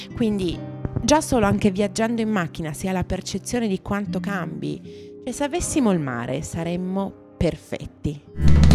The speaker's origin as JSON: {"language": "Italian", "region": "Piedmont", "country": "Italy", "said": "noi che siamo piemontesi"}